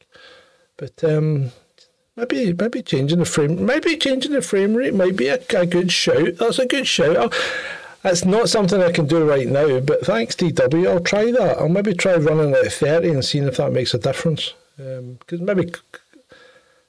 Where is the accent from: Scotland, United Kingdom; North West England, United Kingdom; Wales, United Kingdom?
Scotland, United Kingdom; Ayr; the county of Ayr, my hometown